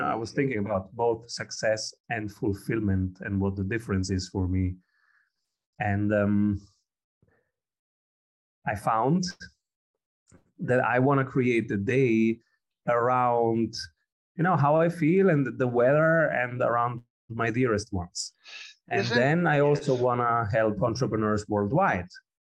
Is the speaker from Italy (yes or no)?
yes; Rome, Lazio, Italy; English is a second language; also born or lived in Calabria / Austria; I was born in Italy, in Rome, and my father is from South Italy, Calabria. And I was living in Calabria and in Rome and in Austria, because my mother is Austrian, for most of my young life.